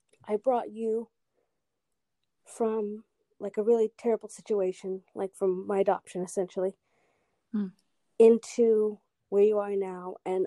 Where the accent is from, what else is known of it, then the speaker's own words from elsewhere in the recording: Australia; also born or lived in Guatemala / United States; So I grew up in Australia, originally from the United States, was born in Guatemala.